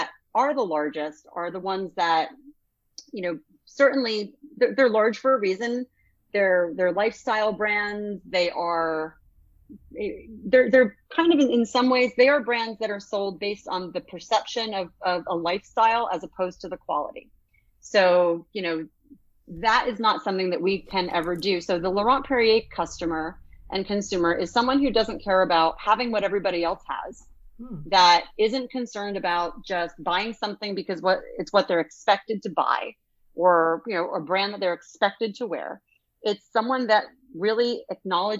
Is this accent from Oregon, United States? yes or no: no; near Denville, New Jersey, United States; there's Denville, New Jersey, which is basically right from near where I'm from